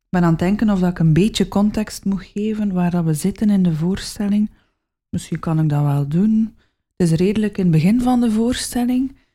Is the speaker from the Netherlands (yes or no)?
no; West Flanders, Belgium; accent: West Flemish